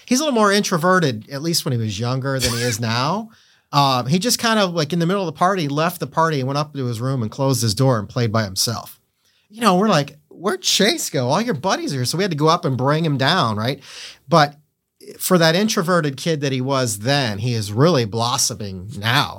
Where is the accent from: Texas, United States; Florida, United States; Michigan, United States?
Florida, United States; Port St. Lucie; born or raised there; also born or lived in Akron, Ohio / Lake Worth, Florida